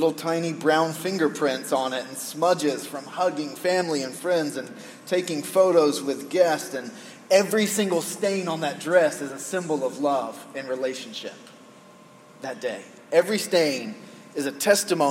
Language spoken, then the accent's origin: English; United States; as an American male living in the most sexualized culture in the world